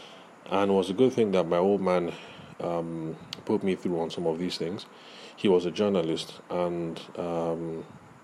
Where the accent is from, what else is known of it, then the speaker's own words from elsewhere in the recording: Nigeria; those of us who grew up in the Nigerian academic context